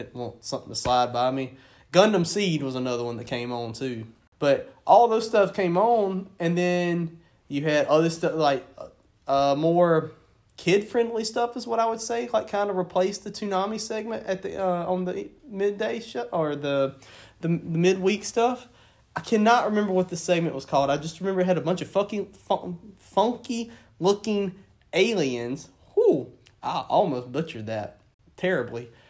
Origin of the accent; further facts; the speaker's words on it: the South, United States; where we grew up down here in the South